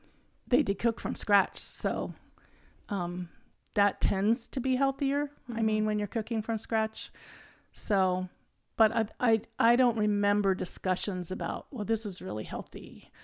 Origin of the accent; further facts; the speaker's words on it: Lancaster, Ohio, United States; born there; I was born in 1957 in Lancaster, Ohio. That's a little town in the central part of Ohio. I say it's in between going to Ohio State and OU.